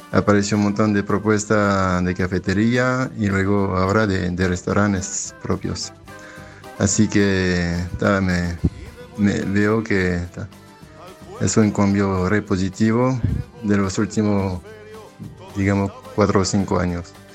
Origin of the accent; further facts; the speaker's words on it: France; now in Uruguay; yo soy de Francia